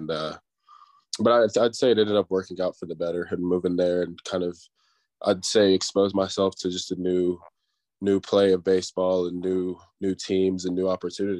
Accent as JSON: {"language": "English", "town": "Seattle", "region": "Washington", "country": "United States", "tie": "born there", "also_born_or_lived": "Mannheim, Germany / Killeen, Texas / Columbus, Georgia", "said": "So we started out, I was born in Seattle, Washington. And then from there, we moved to Mannheim, Germany for 3 years. Then moved to Killeen, Texas"}